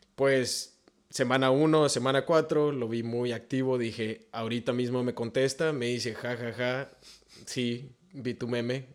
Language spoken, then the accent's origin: Spanish; Tijuana, Baja California, Mexico; yo que soy oriundo de Tijuana también